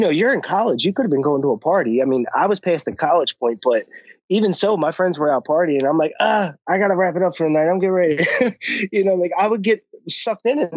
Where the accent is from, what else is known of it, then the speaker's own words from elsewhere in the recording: Philadelphia, Pennsylvania, United States; we're both from Philly